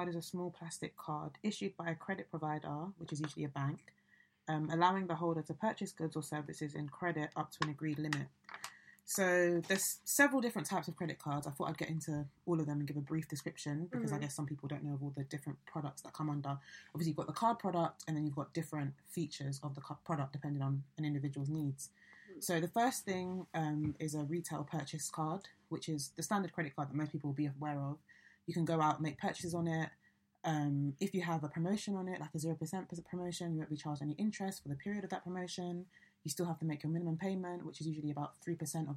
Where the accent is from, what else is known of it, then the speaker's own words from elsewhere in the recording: London, United Kingdom; moved away as an adult; also born or lived in Chester; I'm from London